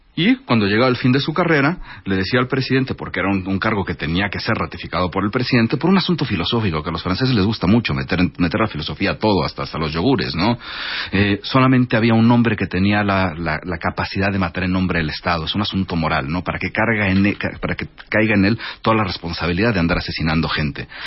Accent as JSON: {"language": "Spanish", "country": "Mexico", "also_born_or_lived": "Paris", "said": "Yo vengo de una familia árabe, de origen árabe. Yo soy primera generación mexicano."}